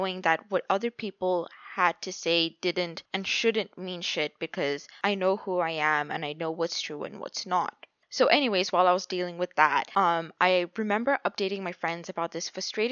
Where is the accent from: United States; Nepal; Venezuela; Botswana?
Botswana; Botswana is a small country